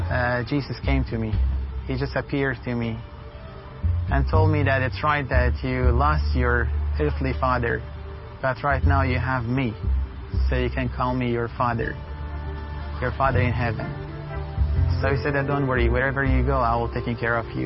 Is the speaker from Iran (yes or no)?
yes; Sanandaj, Kurdistan, Iran; now in Kurdistan Region, Iraq; I'm originally from Iran, from Kurdistan, Sana'a and since 2003, I'm living as a refugee in Kurdistan of Iraq. The reason that because we converted to Christianity